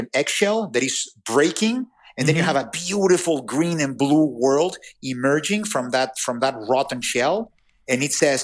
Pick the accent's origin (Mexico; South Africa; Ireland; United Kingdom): Mexico; English is a second language; I'm from Mexico or that I speak with an accent